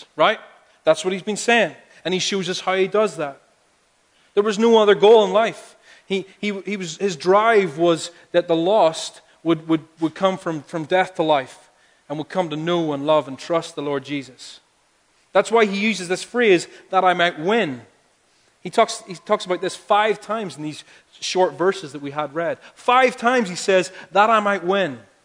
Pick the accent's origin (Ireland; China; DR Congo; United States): Ireland; I'm from Ireland. I have a big family. Because that's what we do there